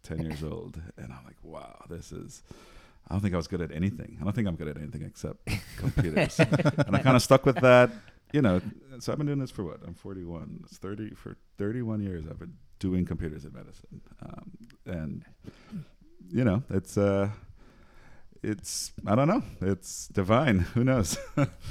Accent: Trinidad & Tobago; moved away; I'm from Trinidad, born and raised. Went to high school in Trinidad

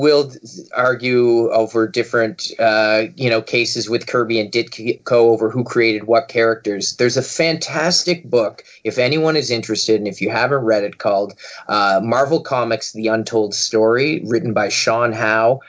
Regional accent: Halifax, Nova Scotia, Canada; my hometown of Halifax, Nova Scotia

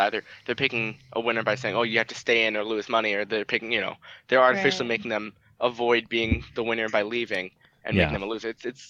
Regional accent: Illinois, United States; now in New York, United States; I go to college in New York, but I'm from Illinois, and I have an Illinois background

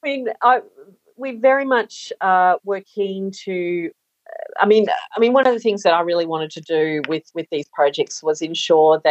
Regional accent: Gold Coast, Queensland, Australia; I'm from the Gold Coast many, many years ago

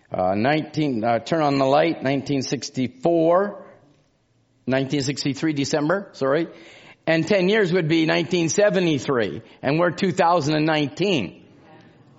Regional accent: Canada; I'm from Canada

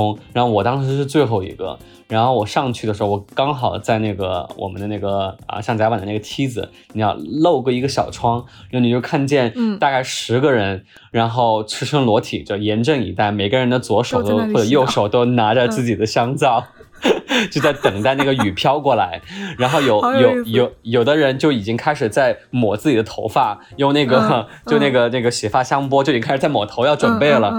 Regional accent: Chongqing, China; 我作为一个重庆人啊，重庆夏天四十三度、四十四五度的这个高温，我们也受过

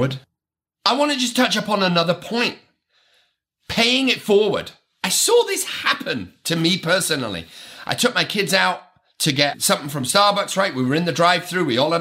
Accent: United Kingdom; I am British

